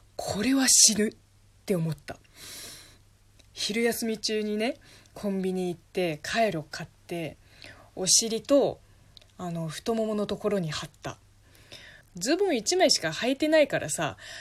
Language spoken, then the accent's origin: Japanese; southern China, China; Japanese is a second language; moved away as an adult; also born or lived in Beijing, China; now in Japan; 私南の人間